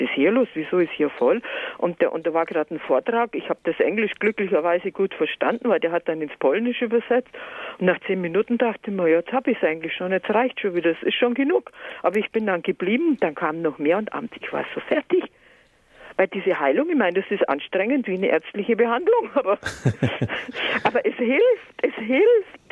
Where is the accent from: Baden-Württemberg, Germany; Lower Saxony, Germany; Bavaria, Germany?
Bavaria, Germany; Allgäu; now in Berlin, Germany; ich komme aus dem Allgäu